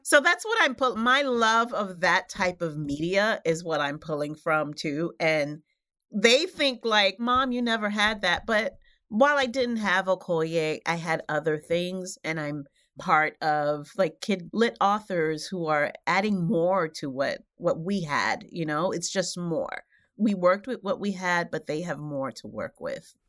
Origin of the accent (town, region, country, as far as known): New York City, New York, United States; born or raised there; also born or lived in Haiti